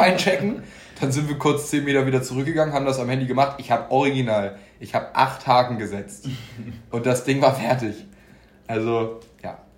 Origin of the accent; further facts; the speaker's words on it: Hamburg, Germany; wir kommen ja auch alle aus Hamburg